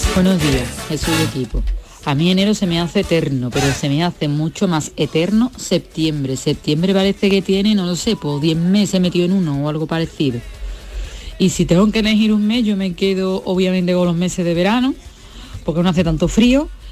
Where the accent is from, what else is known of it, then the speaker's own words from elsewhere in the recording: Seville, Andalusia, Spain; yo soy de Sevilla y abril aquí es, es, una fiesta constante